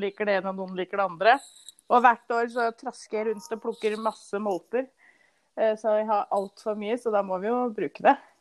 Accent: Norway; den toppen som er tettest her vi bor nå, og der jeg vokste opp

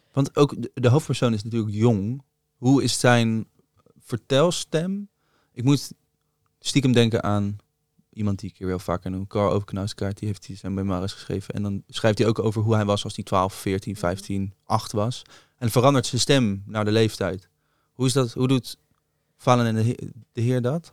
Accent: Rijswijk, South Holland, Netherlands; bij mij in Rijswijk hadden we het Rode Huis om de hoek

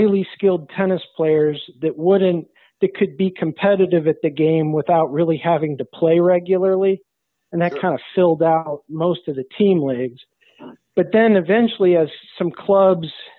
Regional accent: South Bend, Indiana, United States; moved away as an adult; now in Cincinnati, United States; I grew up in South Bend, Indiana

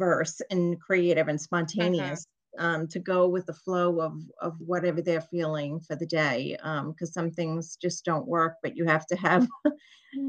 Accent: Long Island, New York, United States; I'm from New York, Long Island

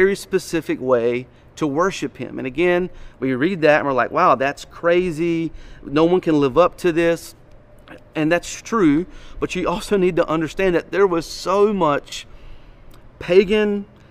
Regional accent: Wayne County, Eastern North Carolina, United States; I am from Wayne County

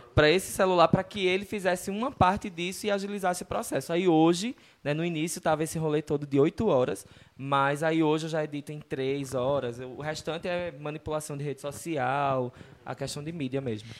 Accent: Northeast Region, Brazil; de onde a gente vem, né, do Nordeste

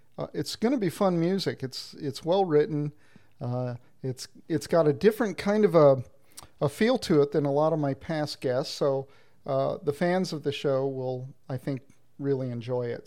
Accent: United States; now in Canada; although I'm in Canada, and that's where I live now, uh, I'm originally from the United States.

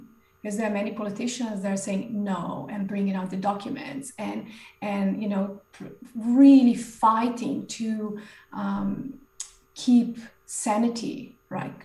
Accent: Slovenia; moved away as an adult; also born or lived in New Zealand / Australia / Greece / England; I'm originally from Slovenia

